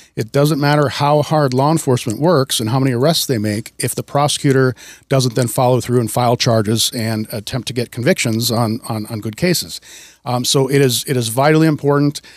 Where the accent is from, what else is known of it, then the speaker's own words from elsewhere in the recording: Wisconsin, United States; moved away as an adult; also born or lived in Washington; now in Snohomish County, United States; I grew up in Wisconsin. I moved out to Washington in 1996.